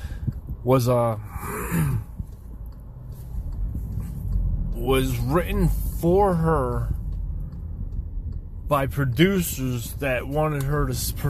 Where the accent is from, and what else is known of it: right outside of Philadelphia, Pennsylvania, United States